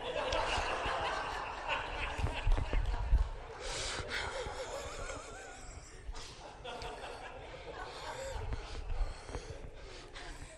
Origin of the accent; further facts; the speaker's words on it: Denver, Colorado, United States; moved away; I grew up in Denver, Colorado